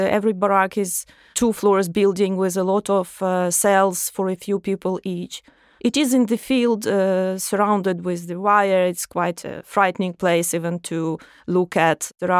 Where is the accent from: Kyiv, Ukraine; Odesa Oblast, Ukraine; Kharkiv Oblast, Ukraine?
Odesa Oblast, Ukraine; I'm from Odessa region in the south.